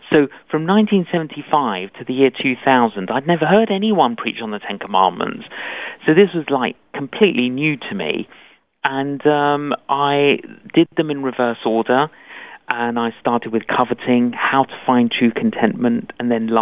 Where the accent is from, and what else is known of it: London, United Kingdom; born or raised there